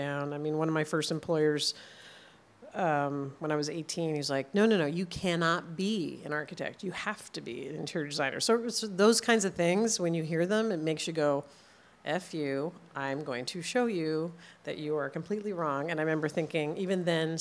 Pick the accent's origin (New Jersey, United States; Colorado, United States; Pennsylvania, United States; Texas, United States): New Jersey, United States; now in Los Angeles, United States; I grew up in New Jersey